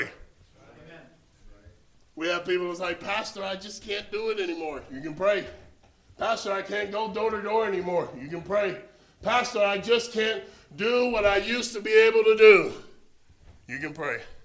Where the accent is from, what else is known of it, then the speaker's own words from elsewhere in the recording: Florida, United States; we're from Florida